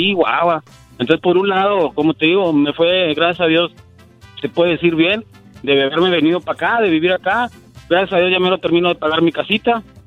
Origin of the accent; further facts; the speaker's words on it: Nuevo Laredo, Tamaulipas, Mexico; moved away as an adult; now in United States; yo soy de Nuevo Laredo